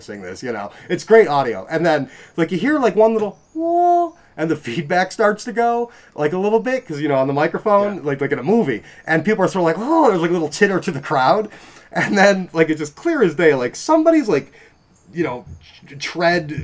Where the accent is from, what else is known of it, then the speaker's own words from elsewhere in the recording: North Tonawanda, New York, United States; I grew up in North Tonawanda.